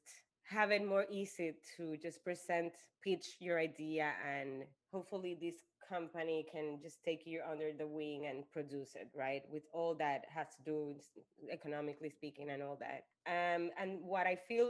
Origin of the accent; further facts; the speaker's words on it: Puerto Rico; now in New York City, United States; I am from Puerto Rico and that's a huge part of me.